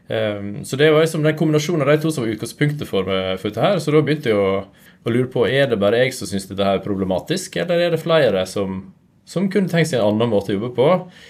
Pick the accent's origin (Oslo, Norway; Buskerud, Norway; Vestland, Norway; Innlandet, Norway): Vestland, Norway; Hornindal; also born or lived in Trondheim; now in Nordfjordeid, Norway; Jeg er ifra, ifra Nordfjord, Hornindal opprinnelig. Men nå bor jeg på Nordfjordeid som en halvtime unna.